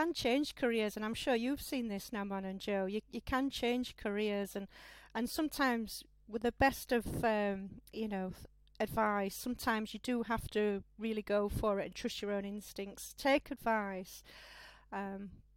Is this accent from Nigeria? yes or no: no; Sheffield, Yorkshire and the Humber, United Kingdom; I'm a noble Sheffield girl, really, born and bred, as they say, true Yorkshire standard